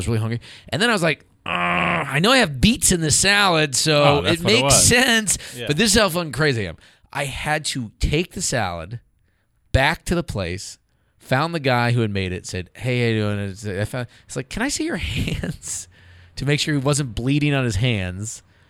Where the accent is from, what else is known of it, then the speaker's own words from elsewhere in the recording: California, United States; a friend of mine calls me from my hometown in Northern California.